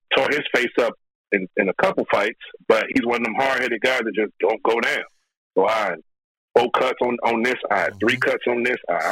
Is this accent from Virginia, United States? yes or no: no; Chicago, Illinois, United States; I'm from Chicago